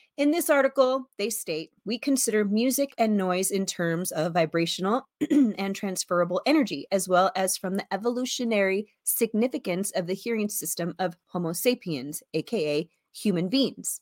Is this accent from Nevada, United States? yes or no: yes; Las Vegas, Nevada, United States; also born or lived in San Antonio, Texas; I was raised in Las Vegas, born in San Antonio, Texas, raised in Las Vegas